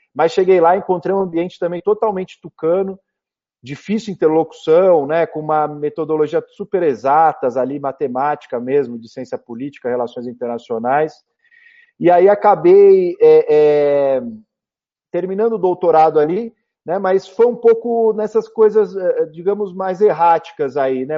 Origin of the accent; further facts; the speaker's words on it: São Paulo, Brazil; Eu nasci em 1985, 16 de dezembro, aqui em São Paulo, na maternidade do Brás. Eu sou da Zona Leste, minha família é toda ali da Vila Matilde, Penha